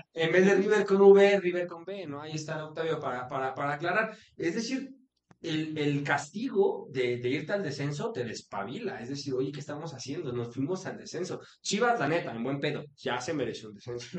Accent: Hidalgo, Mexico; Cruz Azul Hidalgo le daba chance a la gente de mi pueblo de jugar en, una escuela de Cruz Azul

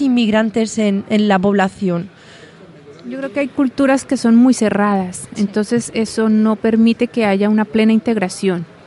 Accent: Colombia; now in Balsicas, Spain; soy de Colombia

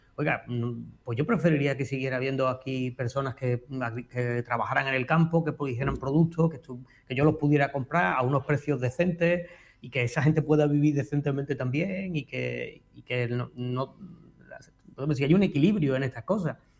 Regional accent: Andalusia, Spain; moved away as an adult; now in Extremadura, Spain; yo sigo siendo andaluz

